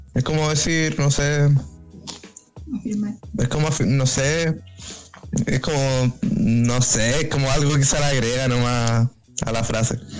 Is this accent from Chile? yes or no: yes; Chile; yo como chileno